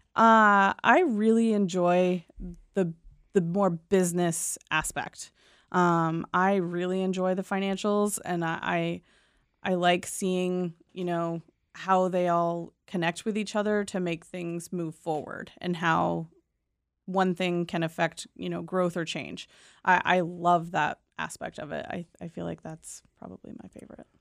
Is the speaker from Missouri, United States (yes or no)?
no; Southern Maine, United States; I'm born and raised in Southern Maine